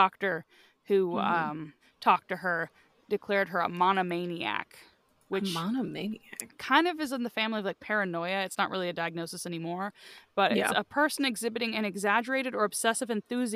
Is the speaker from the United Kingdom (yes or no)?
no; the South, United States; accent: Southern; my Southern accent